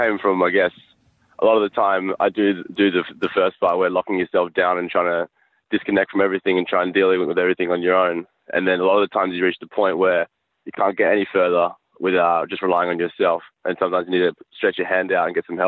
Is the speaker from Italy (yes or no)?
no; Perth, Western Australia, Australia; Perth. We're all from Perth.